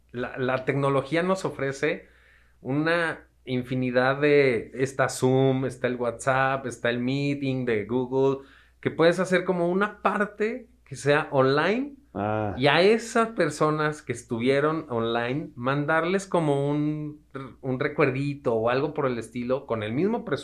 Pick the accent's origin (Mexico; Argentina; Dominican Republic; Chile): Mexico; No, y sobre todo como mexicanos que somos, ¿no? Nos gusta la fiesta